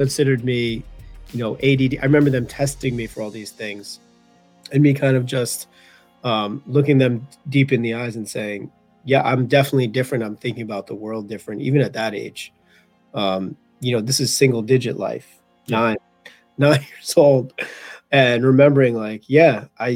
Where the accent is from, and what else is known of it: Merrick, New York, United States; born or raised there